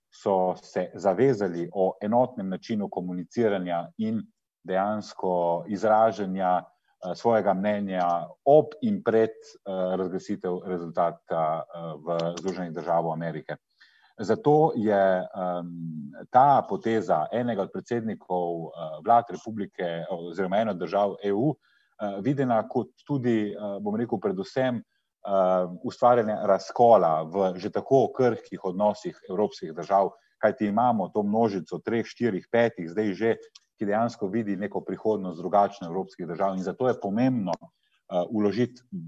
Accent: Slovenia; smo Slovenci

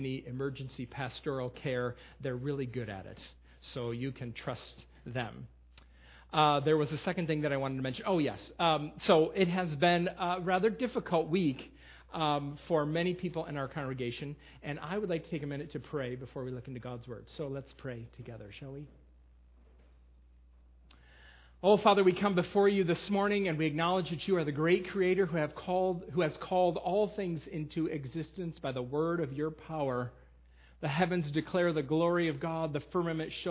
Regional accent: Western New York, United States; also born or lived in Lancaster County, Pennsylvania; now in Millersville, United States; I will be in Western New York in my hometown with my sisters

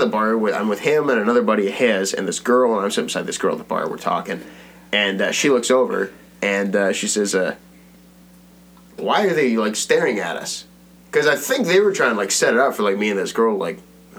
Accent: Brampton, Ontario, Canada; In Brampton. I grew up in Brampton.

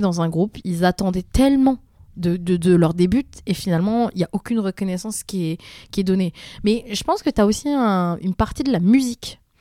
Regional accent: France; en tant que française

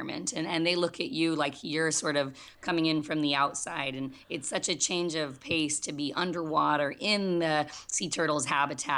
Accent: Southern California, United States; I grew up playing outside in Southern California

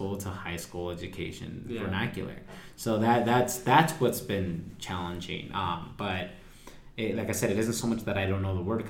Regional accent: Mexico; And my family, my wife's family is from Sinaloa, and I'm from Aguascalientes in Jalisco. So even our dialogue and our vernacular is different.

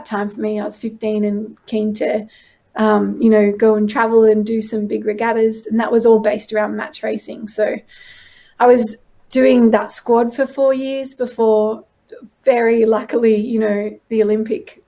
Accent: Pittwater, New South Wales, Australia; I grew up on Pittwater

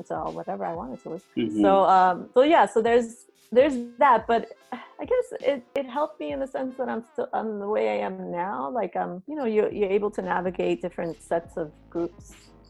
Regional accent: New York City, New York, United States; now in California, United States; The Bronx, when I grew up, I grew up in the 70s and 80s.

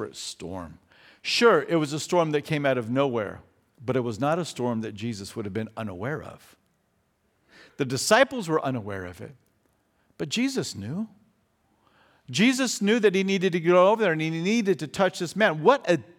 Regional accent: Fountain Valley, California, United States; also born or lived in Australia; when we lived over in Australia, we are from Southern California. We are from Orange County. We lived in Fountain Valley

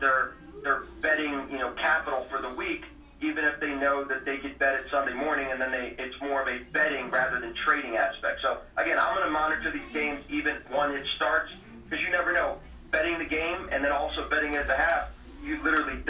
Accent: Baltimore, Maryland, United States; we're from Baltimore

